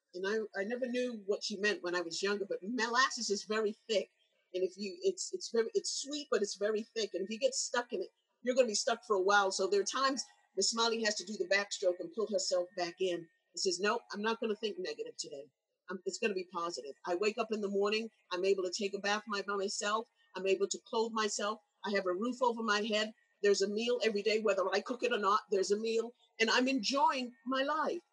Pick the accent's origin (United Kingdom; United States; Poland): United Kingdom; England; when I grew up in England